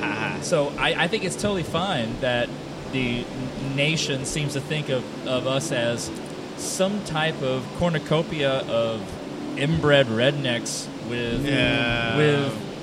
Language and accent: English; Tampa, Florida, United States; I'm born and raised in Florida, in Tampa, actually.